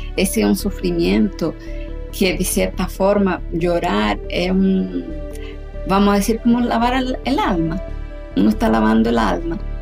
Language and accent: Spanish; Chile; now in São Paulo, Brazil; Yo soy chilena, vivo aquí en Brasil hace muchos años